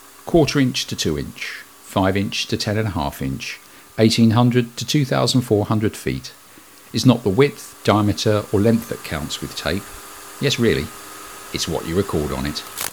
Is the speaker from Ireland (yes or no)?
no; United Kingdom; I'm British